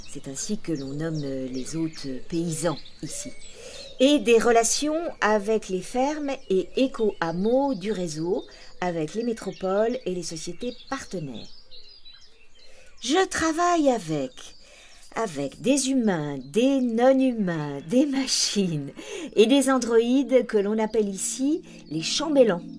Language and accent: French; Montrouge, Île-de-France, France; j'ai grandi à Montrouge, mon père était couvreur et ma petite maman sage-femme.